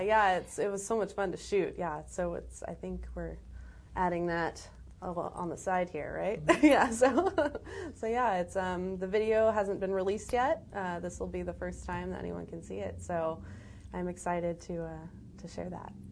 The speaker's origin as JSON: {"language": "English", "town": "Los Angeles", "region": "California", "country": "United States", "tie": "born or raised there", "said": "I was born in Los Angeles"}